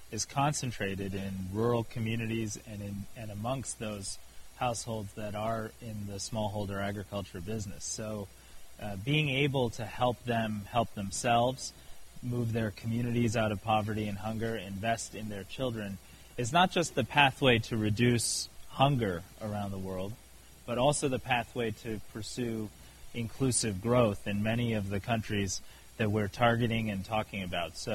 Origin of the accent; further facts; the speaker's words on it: Glasgow, Scotland, United Kingdom; I'm from Glasgow in Scotland.